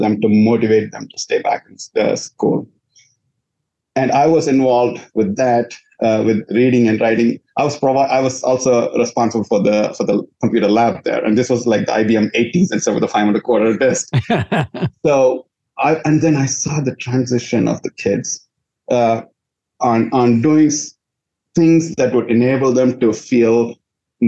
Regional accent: India; moved away as an adult; also born or lived in Louisiana, United States; now in United States; I was born in India

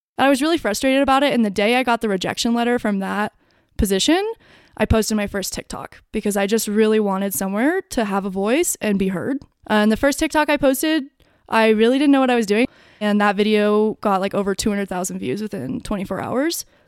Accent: Durango, Colorado, United States; I am from Durango, Colorado. And, um, I grew up here

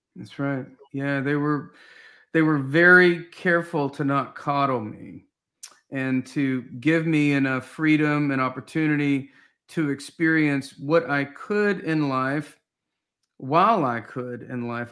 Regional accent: Knoxville, Tennessee, United States; I grew up in Knoxville, Tennessee

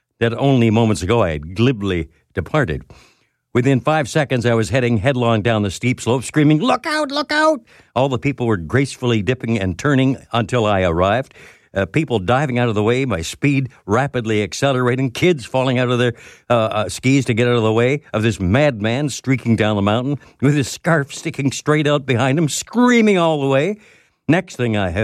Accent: London, Ontario, Canada; working in my hometown of London, Ontario, at a radio station there

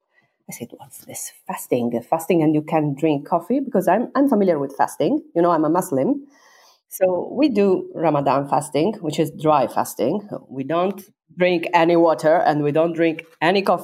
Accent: Sardinia, Italy; English is a second language; moved away as an adult; also born or lived in China; Sardinian, because I'm from Sardinia

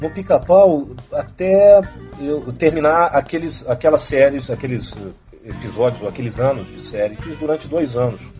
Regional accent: São Paulo, Brazil; now in Rio de Janeiro, Brazil; Como eu era paulista, eu, é eu sou paulistano

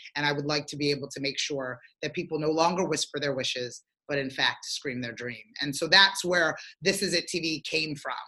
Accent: Galloway Township, New Jersey, United States; also born or lived in Sierra Leone; I grew up in Galloway Township, New Jersey

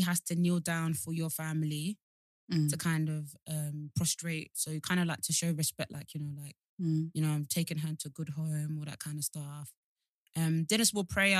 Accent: Nigeria

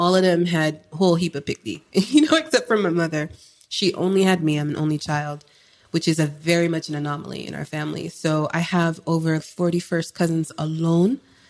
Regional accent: Florida, United States; also born or lived in California / Jamaica; So I was born in the States. I was born in Cali, and I grew up between Florida and Jamaica.

